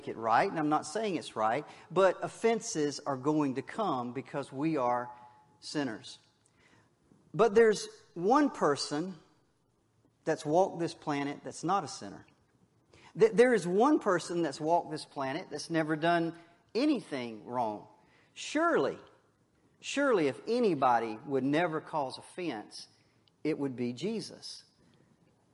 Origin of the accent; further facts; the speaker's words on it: Wakulla County, Florida, United States; I was from Wakulla County